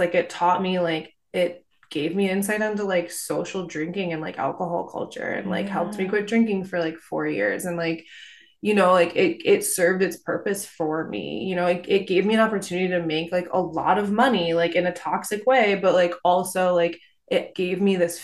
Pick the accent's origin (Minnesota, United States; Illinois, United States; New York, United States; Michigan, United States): Michigan, United States; Detroit; also born or lived in Tahoe; now in Vermont, United States; I grew up in Detroit